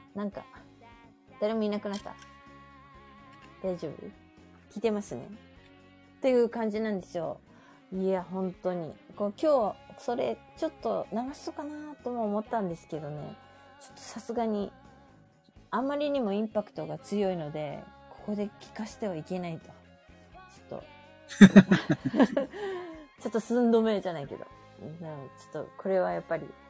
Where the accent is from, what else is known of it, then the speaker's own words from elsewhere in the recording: Okayama, Japan; now in Tokyo, Japan; うちの実家の方、岡山ね